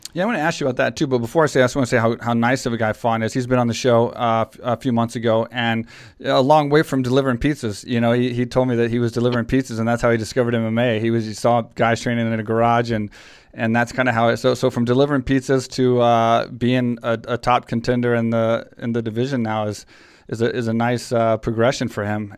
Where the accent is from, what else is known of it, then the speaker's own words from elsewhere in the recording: Texas, United States; now in Thailand; I'm from Texas